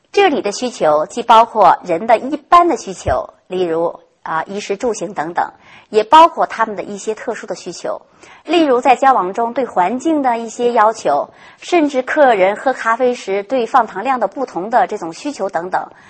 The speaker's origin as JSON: {"language": "Chinese", "country": "China", "said": "我们中国人"}